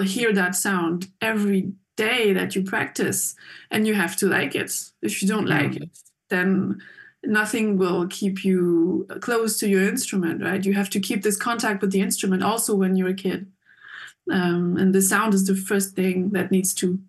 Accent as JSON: {"language": "English", "region": "Geneva", "country": "Switzerland", "tie": "born or raised there", "moved": "as an adult", "lives_now": "Basel, Switzerland", "said": "I grew up in Geneva, Switzerland"}